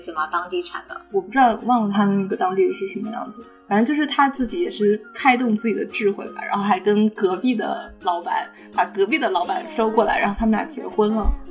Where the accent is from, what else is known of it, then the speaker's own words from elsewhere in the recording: Jinzhou, Liaoning, China; 但是为什么我的家乡， 对，为什么 至少在就至少在辽宁或者是东北，不知道为什么锦州